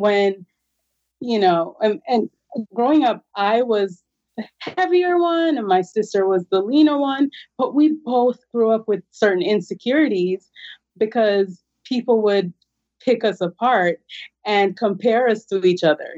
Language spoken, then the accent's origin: English; Jamaica; moved away; I'm originally from Jamaica